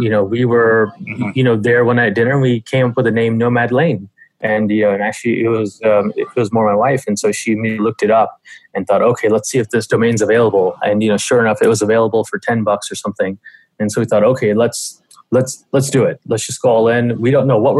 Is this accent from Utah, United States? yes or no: no; Atlanta, Georgia, United States; moved away as an adult; also born or lived in India; now in New York, United States; I moved to the U.S. I grew up in Atlanta